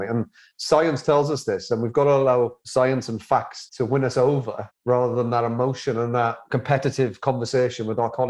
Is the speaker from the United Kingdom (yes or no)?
yes; Wales, United Kingdom; for me as a Welshman